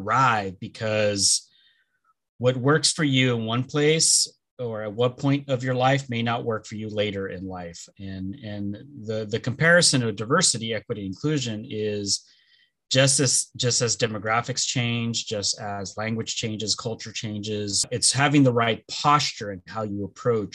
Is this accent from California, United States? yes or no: yes; Los Angeles, California, United States; first language Spanish; English is a second language; I am originally from Los Angeles, born and raised, and that's where I live now.